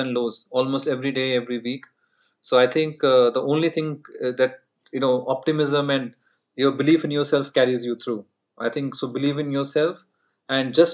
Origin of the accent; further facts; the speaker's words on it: Punjab, India; first language Punjabi; English is a second language; moved away as an adult; also born or lived in Bangalore, India / New York, United States; I came from Punjab where I used to speak only Punjabi, right? I'm like from heartland